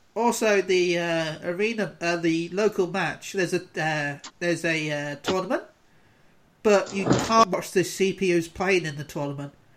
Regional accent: United Kingdom; as a British person

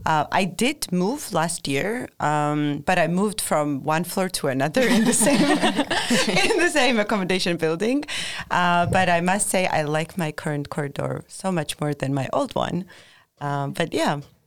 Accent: Georgia; moved away as an adult; now in Norrköping, Sweden; I'm from Georgia in South Caucasus

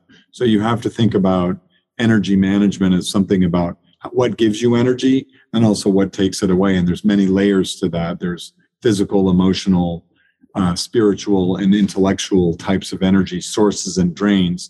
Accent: Anchorage, Alaska, United States; also born or lived in Maine / Europe; now in Charlottesville, United States; I grew up in Anchorage, Alaska. I was born in rural Maine, as I mentioned, and then I lived 24 years in Europe and worked all over the world

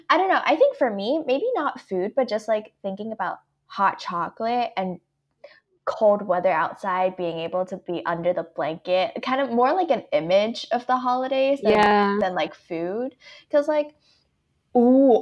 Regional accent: Atlanta, Georgia, United States; my inner southerner, I'm from Atlanta

